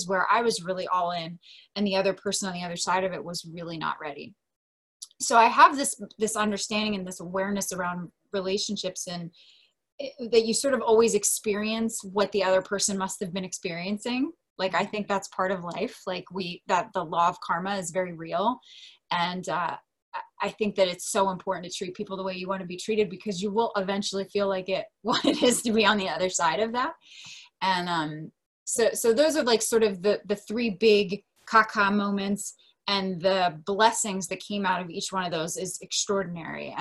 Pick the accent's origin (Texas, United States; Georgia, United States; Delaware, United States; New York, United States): Delaware, United States; moved away as an adult; now in San Diego, United States; my hometown, which is Delaware. I live in San Diego. I've been there for 13 years now.